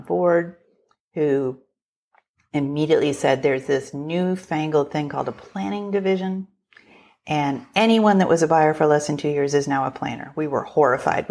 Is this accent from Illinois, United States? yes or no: yes; Chicago, Illinois, United States; moved away as an adult; also born or lived in Minneapolis; I would accept a role back in Chicago, which was my hometown